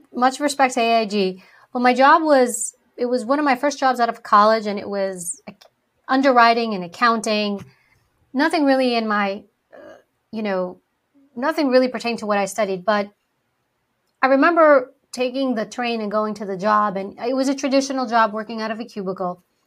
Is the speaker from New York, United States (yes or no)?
yes; New York City, New York, United States; first language Greek; English is a second language; I was born and raised in New York City. I was a, actually born in Harlem.